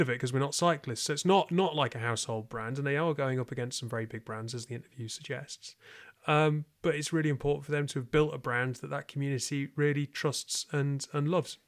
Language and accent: English; United Kingdom; I'm British